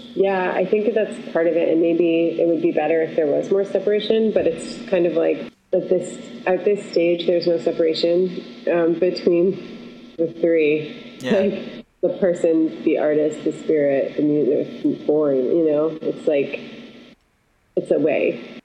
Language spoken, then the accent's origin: English; Syracuse, New York, United States; moved away; also born or lived in Los Angeles / Costa Rica; I'm from Syracuse, New York